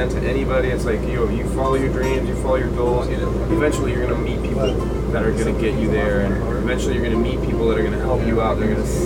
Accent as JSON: {"language": "English", "town": "San Francisco", "region": "California", "country": "United States", "said": "I'm from San Francisco, so I'm not from the area"}